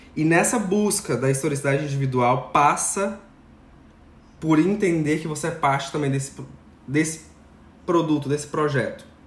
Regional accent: Brazil; enquanto brasileiros

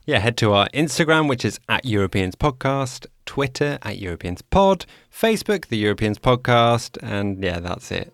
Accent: Amsterdam, North Holland, Netherlands; in my hometown of Amsterdam

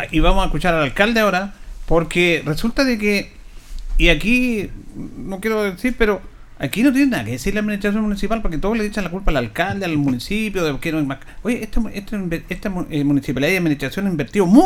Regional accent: Chile; No lo canto. Pero soy chileno, me van a titular de antichileno.

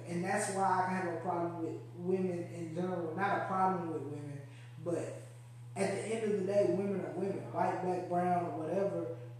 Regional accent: Baltimore, Maryland, United States; I'm from Baltimore. I'm from Maryland. I wear my lashes when I hoop.

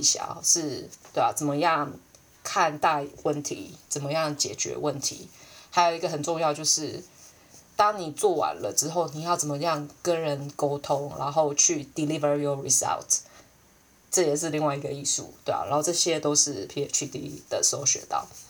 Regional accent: Taiwan; now in United Kingdom; 我真的是很难想象我会回台湾的样子

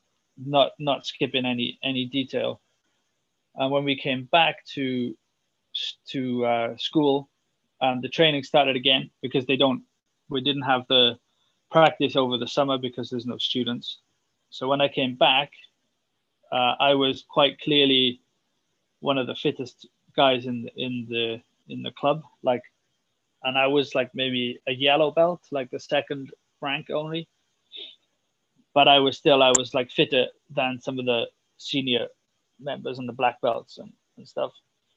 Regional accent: Swansea, Wales, United Kingdom; moved away; I'm from Wales, I'm from Swansea, and I grew up playing a lot of rugby

